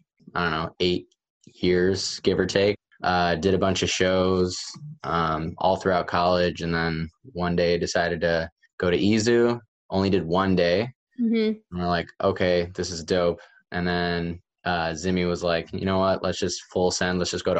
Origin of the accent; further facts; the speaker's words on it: Syracuse, New York, United States; I'm from Syracuse, New York, upstate, like the snowiest city in the United States, if I'm not mistaken.